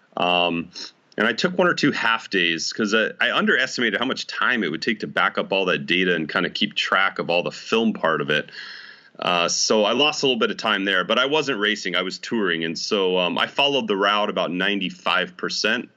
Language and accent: English; Idaho Falls, Idaho, United States; now in West Orange, United States; I was actually born and raised in Idaho Falls, Idaho.